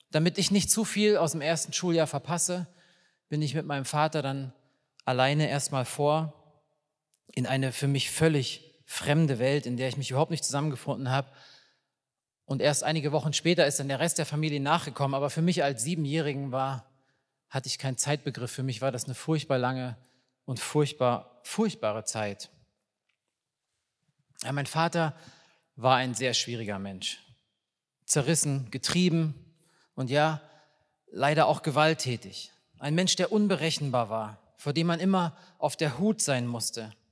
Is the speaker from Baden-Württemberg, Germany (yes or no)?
no; Riesa, Saxony, Germany; born there; Ich bin 1981 in Riesa in Sachsen geboren und diese Sätze sind 1987, 88 gefallen, zu einem Zeitpunkt, wo man nicht einfach so in den Westen ausreisen konnte aus der DDR.